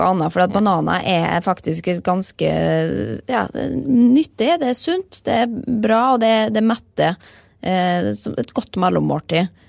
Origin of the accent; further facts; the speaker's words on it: Molde, Møre og Romsdal, Norway; vi kommer jo fra Molde